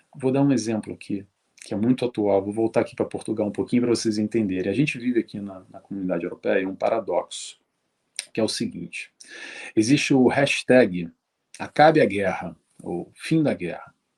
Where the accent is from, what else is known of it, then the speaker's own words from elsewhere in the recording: Rio de Janeiro, Brazil; eu sou do Rio de Janeiro